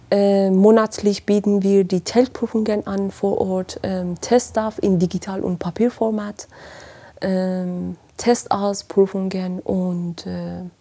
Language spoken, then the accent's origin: German; Iran; moved away as an adult; now in Marburg, Germany; Ich komme ursprünglich aus dem Iran, bin seit äh, bald fast sechs Jahren in, in Deutschland und bin direkt nach Marburg gelandet, habe hier studiert